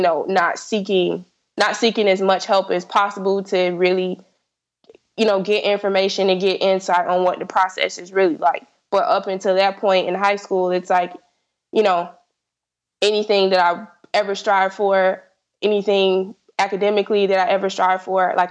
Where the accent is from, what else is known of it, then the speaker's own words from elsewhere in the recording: South Florida, United States; I'm from South Florida, so I applied to only schools in Florida.